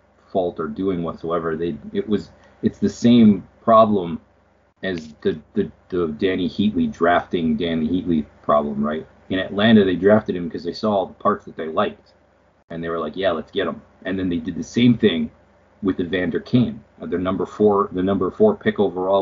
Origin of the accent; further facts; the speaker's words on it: Canada; as a Canadian